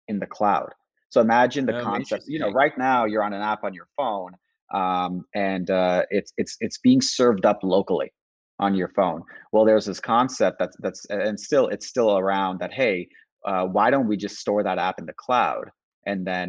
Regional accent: Toronto, Ontario, Canada; also born or lived in Muscat, Oman; I was born in Muscat, in Oman, actually, which is a little country in the Middle East, Indian origin. We came to Toronto as a family, immigrated here when I was quite young, about 4 or 5

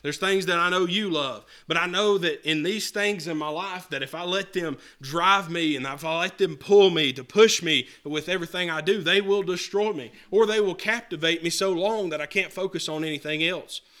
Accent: the mountains of North Carolina, United States; I grew up in North Carolina.

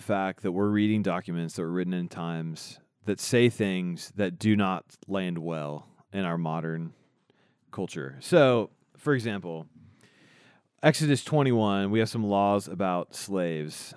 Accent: Indiana, United States; now in Kansas, United States; I'm from Indiana

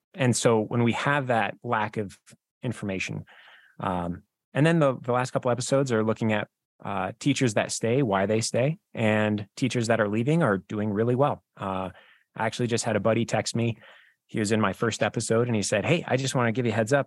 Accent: Wyoming, United States; I'm from Wyoming

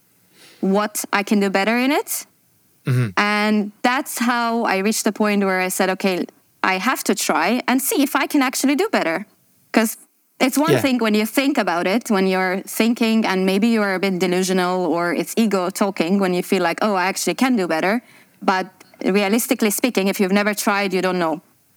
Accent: Azerbaijan; moved away as an adult; now in Dubai, United Arab Emirates; I'm from Azerbaijan originally, and I'm based in Dubai for the last 12 years

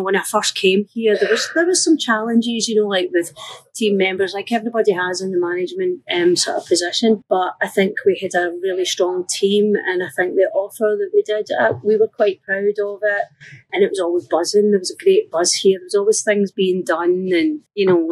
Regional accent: Glasgow, Scotland, United Kingdom; moved away as an adult; also born or lived in Canada / London; now in Manchester, United Kingdom; Glasgow. Born and bred in Glasgow, from the east end of the city

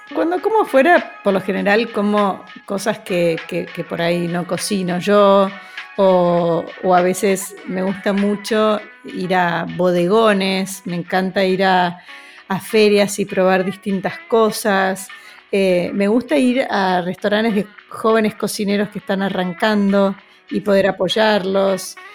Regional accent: Argentina; Nuestra gastronomía en general en Argentina es muy europea

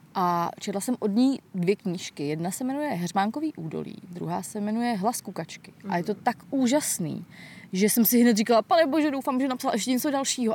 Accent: Most, Ústí nad Labem Region, Czechia; also born or lived in Prague; now in Czech Republic; původně jsem samozřejmě z Mostu, ale jako nikdy jsem nebydlela mimo město

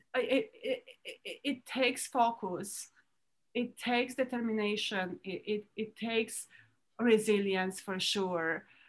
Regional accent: Romania; now in Florida, United States; I was born in Romania

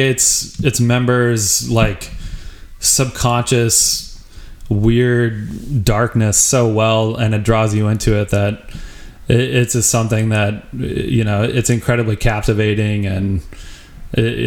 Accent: Wyoming, United States; moved away as an adult; also born or lived in Denver, Colorado; I'm from a small town in Wyoming

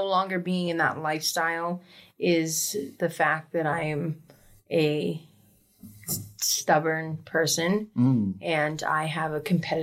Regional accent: Rumford, Maine, United States; also born or lived in Portland, Maine / Florida; I am from Rumford, Maine. I grew up in a very abusive home to where when I was 16, I ran away and moved to Portland, Maine.

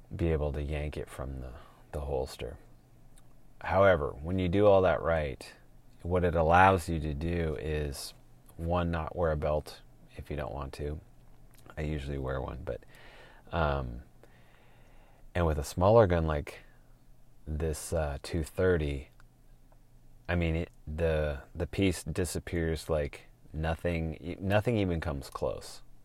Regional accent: Portland, Oregon, United States; moved away as an adult; also born or lived in Utah; born and raised in Portland, seventh or eighth generation

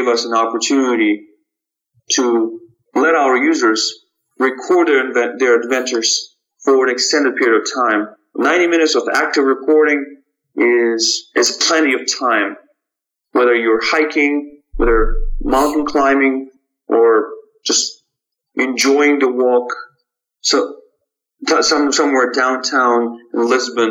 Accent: Almaty, Kazakhstan; moved away; my original hometown in Almaty, Kazakhstan, where I was born and raised.

